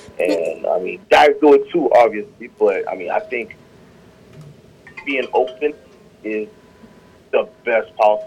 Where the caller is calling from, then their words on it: South Carolina, United States; It's …, and I'm calling from South Carolina today.